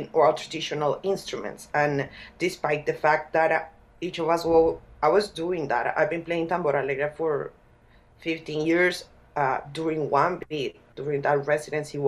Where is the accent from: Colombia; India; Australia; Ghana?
Colombia; Bogotá; as a person from Bogota, I was born in Bogota, I didn't grow up in that culture